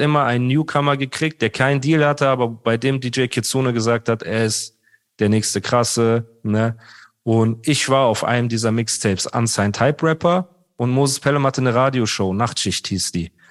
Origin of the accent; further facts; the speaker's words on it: Heidelberg, Baden-Württemberg, Germany; Ich bin dort aufgewachsen, wo die Straße war. Ne? Also damals in Heidelberg, Rohrbacher Straße, Emmertsgrund